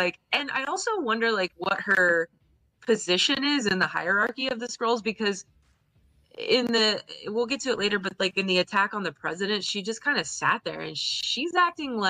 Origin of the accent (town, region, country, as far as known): United States